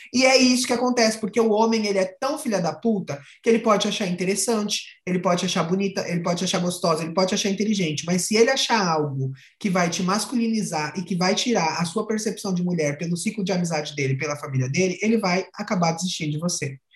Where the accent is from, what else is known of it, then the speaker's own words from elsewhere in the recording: São Paulo, Brazil; now in Paraná, Brazil; sou de São Paulo, moro no Paraná